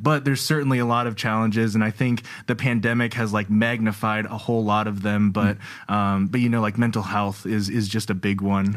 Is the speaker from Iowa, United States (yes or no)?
yes; Iowa, United States; growing up in Iowa